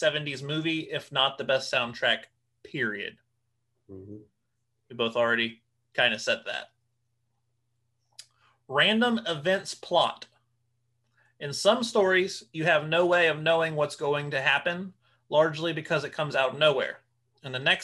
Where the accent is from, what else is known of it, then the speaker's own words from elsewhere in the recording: Ohio, United States; We grew up in Ohio